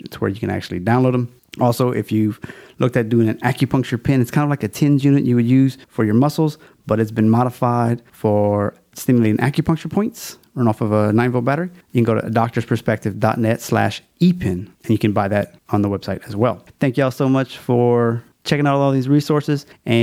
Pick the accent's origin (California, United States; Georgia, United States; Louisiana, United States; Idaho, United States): Louisiana, United States; It's my home state